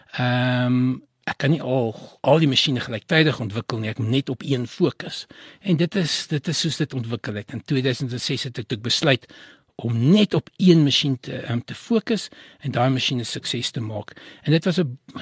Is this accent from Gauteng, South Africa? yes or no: yes; Johannesburg, Gauteng, South Africa; born or raised there